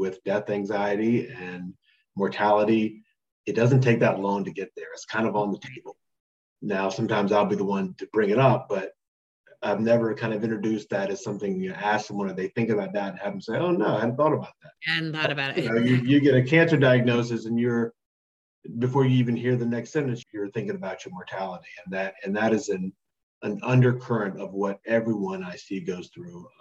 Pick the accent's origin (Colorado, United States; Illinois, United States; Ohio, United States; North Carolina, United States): North Carolina, United States; also born or lived in Memphis, Tennessee; I'm from North Carolina.